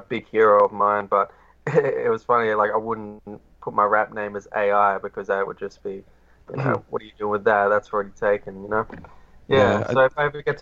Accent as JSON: {"language": "English", "country": "Australia", "said": "I'm Australian"}